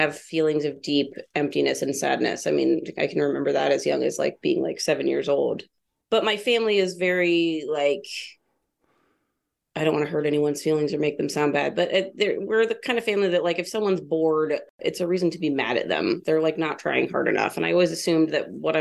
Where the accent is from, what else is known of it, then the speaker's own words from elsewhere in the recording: Newcastle, Ohio, United States; also born or lived in Columbus, Ohio; I grew up on an 80-acre farm in this place called Newcastle, Ohio